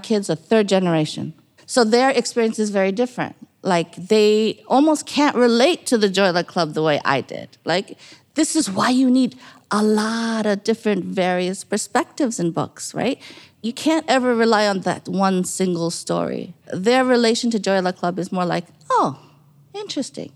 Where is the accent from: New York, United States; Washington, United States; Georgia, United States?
New York, United States; when I was growing up in New York